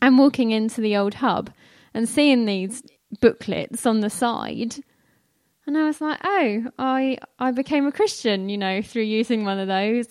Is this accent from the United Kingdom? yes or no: yes; London, United Kingdom; I grew up in North London, which some of you might be able to tell from some of my accent occasionally. I don't pronounce my T and H's